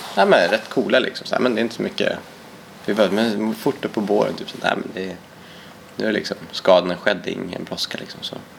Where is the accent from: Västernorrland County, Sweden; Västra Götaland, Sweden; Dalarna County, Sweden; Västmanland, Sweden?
Västernorrland County, Sweden; Härnösand; also born or lived in Ecuador; växte upp i eh, Ångermanland i en stad som heter Härnösand